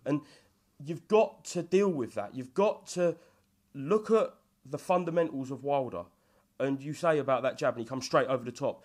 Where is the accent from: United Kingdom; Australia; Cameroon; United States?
United Kingdom; Hornchurch, London; I'm from Horn Church, which is literally a three-minute drive fr-, to, from Romford